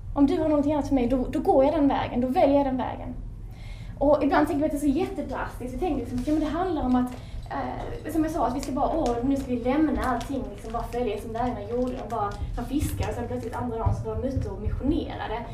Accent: Sweden; som ung svensk

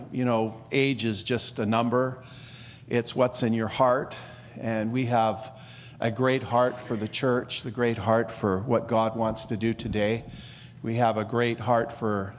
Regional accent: Chilliwack, British Columbia, Canada; I was born in Chilliwack

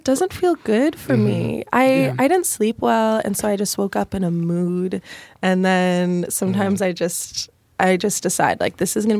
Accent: Chicago, Illinois, United States; I'm from Chicago.

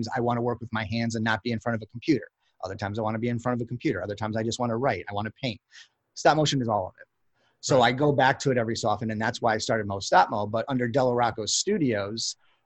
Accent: Chicago, Illinois, United States; moved away as an adult; I'm born and raised in Chicago

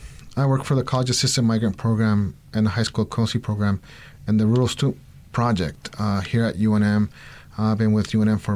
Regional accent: Mexico City, Mexico; now in Albuquerque, United States; I'm originally from Mexico City, and I came here in 82 and have been a longtime Burke resident.

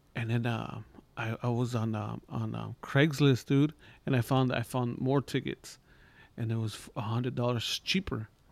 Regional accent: Los Angeles, California, United States; I'm from East L

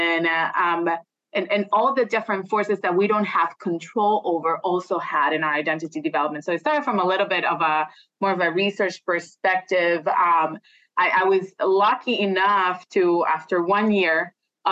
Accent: Puerto Rico; moved away as an adult; I'm originally from Puerto Rico. So I came here when I was 21 to do my graduate degree.

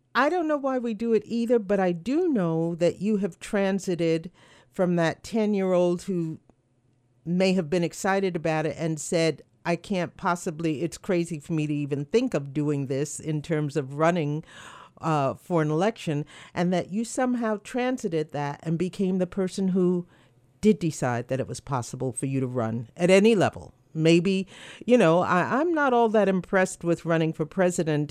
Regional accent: New York City, New York, United States; I am a New Yorker by birth

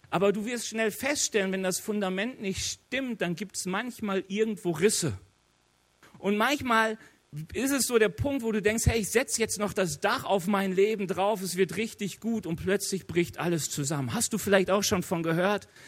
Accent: North Rhine-Westphalia, Germany; Ich bin aus dem Ruhrge Ruhrgebiet. Im Ruhrgebiet weiß jeder, was der Pütt ist.

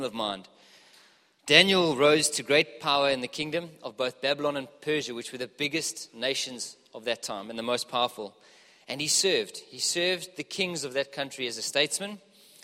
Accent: Johannesburg, Gauteng, South Africa; moved away; I'm from Joburg originally, as you can probably hear.

